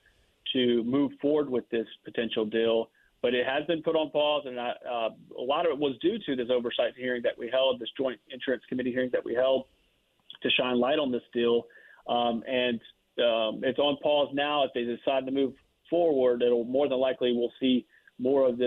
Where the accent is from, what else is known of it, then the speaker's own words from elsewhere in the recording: Lake Charles, Louisiana, United States; I'm from the Lake Charles area